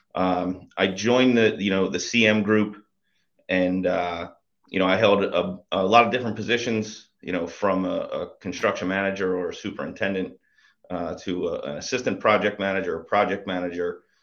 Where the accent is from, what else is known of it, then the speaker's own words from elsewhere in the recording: Bucks County, outside Philadelphia, Pennsylvania, United States; Grew up just right outside of Philadelphia in, in Bucks County